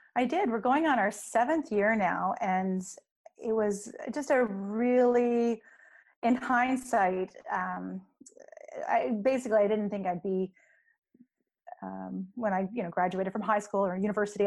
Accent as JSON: {"language": "English", "region": "the Maritimes", "country": "Canada", "moved": "yes", "lives_now": "Victoria, Canada", "said": "I'm from the Maritimes, so the east coast of Canada, where we get a lot of snow"}